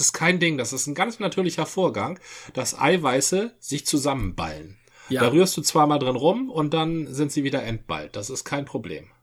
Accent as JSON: {"language": "German", "area": "Dithmarschen", "region": "Schleswig-Holstein", "country": "Germany", "moved": "yes", "lives_now": "Hamburg, Germany", "said": "da, wo ich herkomme, Dithmarschen"}